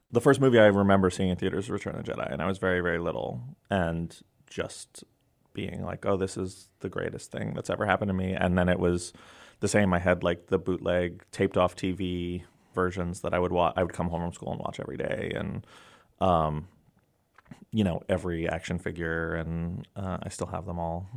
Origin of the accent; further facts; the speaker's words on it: New York City, New York, United States; my block where I grew up in New York City